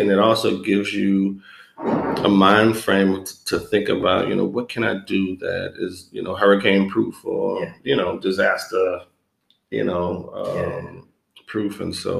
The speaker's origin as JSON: {"language": "English", "town": "New Orleans", "region": "Louisiana", "country": "United States", "tie": "born or raised there", "said": "Because New Orleans is a creative town. It's a resourceful town."}